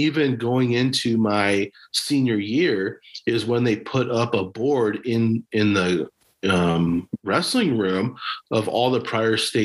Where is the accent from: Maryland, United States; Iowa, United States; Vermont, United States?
Iowa, United States; Cresco; Oh, Cresco.